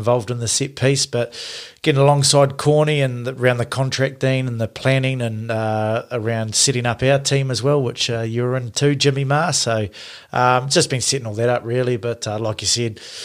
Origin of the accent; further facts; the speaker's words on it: Christchurch, Canterbury, New Zealand; also born or lived in West Coast, New Zealand; I was born and bred on the east side of town in Christchurch and New Brighton and Bexley.